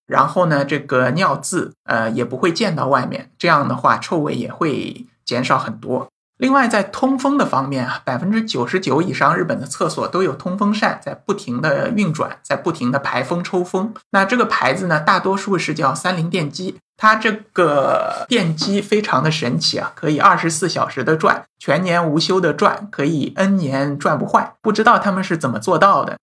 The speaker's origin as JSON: {"language": "Chinese", "country": "China", "said": "我们中国人或者说我们大陆人"}